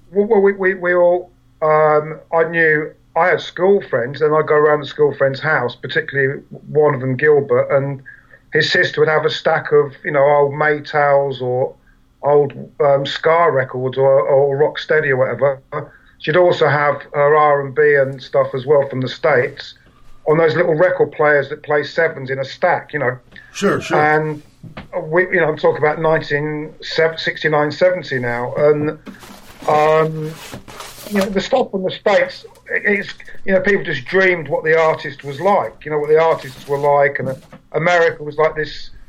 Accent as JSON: {"language": "English", "region": "England", "country": "United Kingdom", "tie": "born or raised there", "said": "the lucky thing about England was we uh, we still have an extremely multiracial society here."}